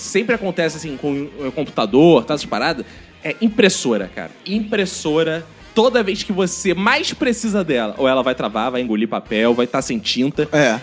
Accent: Jacarepaguá, Rio de Janeiro, Brazil; eu sou do interior de Jacarepaguá

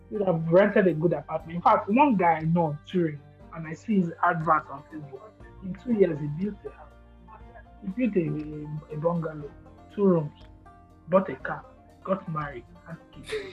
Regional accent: Nigeria

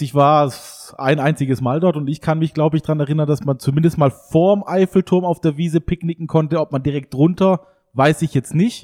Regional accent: Eschelbach, Hohenlohe, Baden-Württemberg, Germany; meine Heimat Hohenlohe-Eschelbach

